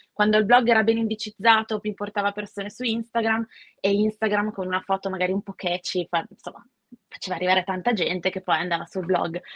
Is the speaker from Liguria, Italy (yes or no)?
no; Milan, Lombardy, Italy; Io sono nata a Milano, una delle ormai non, non siamo tantissimi